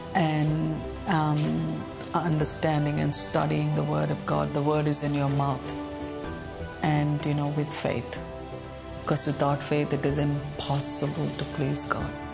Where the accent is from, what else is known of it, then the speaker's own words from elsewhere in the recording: India; moved away as an adult; also born or lived in Sydney, Australia; now in Australia; I'm from India